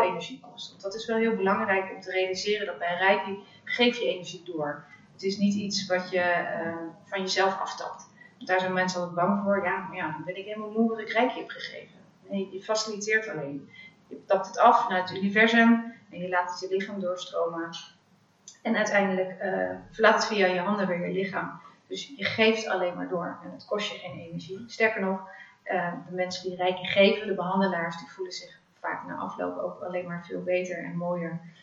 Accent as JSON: {"language": "Dutch", "country": "Netherlands", "tie": "born or raised there", "also_born_or_lived": "Africa / The Hague", "said": "Ik ben eh, opgegroeid in Afrika, de eerste zes jaar van mijn leven. Daarna ben ik weer teruggekomen in Nederland."}